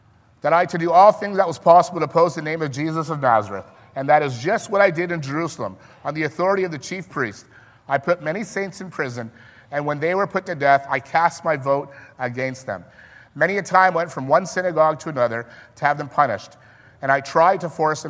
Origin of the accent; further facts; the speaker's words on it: Vancouver, British Columbia, Canada; moved away as an adult; also born or lived in Alberta; now in Leamington, Canada; I grew up in Vancouver